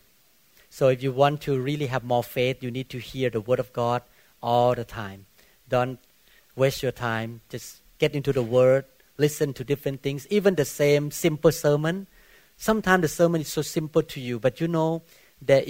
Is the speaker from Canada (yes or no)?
no; Thailand; moved away as an adult; now in Bellevue, United States; I came from Buddhist country